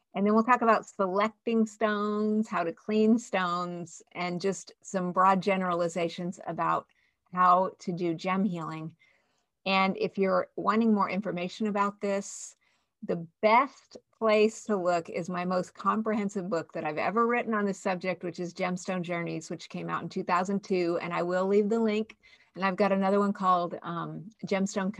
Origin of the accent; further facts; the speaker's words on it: Albuquerque, New Mexico, United States; I grew up in Albuquerque, New Mexico, back in the 60s and 70s.